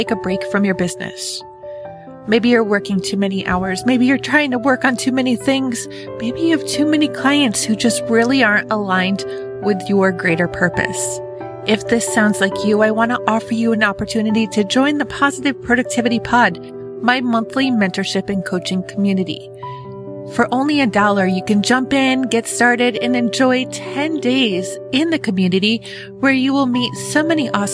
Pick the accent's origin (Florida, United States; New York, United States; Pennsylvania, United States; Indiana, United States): New York, United States; Western; I grew up on the East Coast in Western New York.